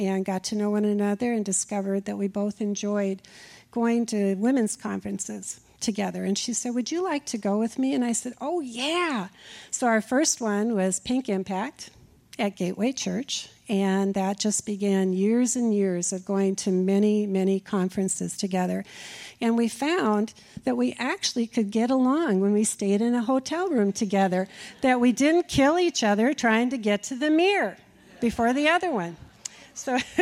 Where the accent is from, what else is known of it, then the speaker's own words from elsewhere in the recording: Minnesota, United States; accent: Minnesota; moved away as an adult; now in Texas, United States; my Minnesota accent